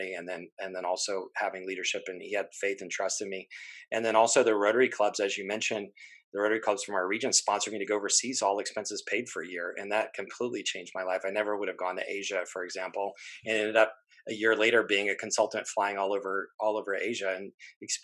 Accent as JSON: {"language": "English", "region": "Florida", "country": "United States", "tie": "born or raised there", "said": "I grew up in Florida. I'm fifth generation Floridian"}